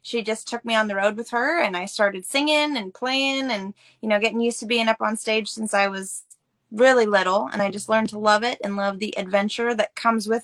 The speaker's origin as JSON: {"language": "English", "town": "Canby", "region": "Oregon", "country": "United States", "tie": "born or raised there", "said": "I was born and raised in Oregon, a small town called Canby, and actually grew up on a century farm"}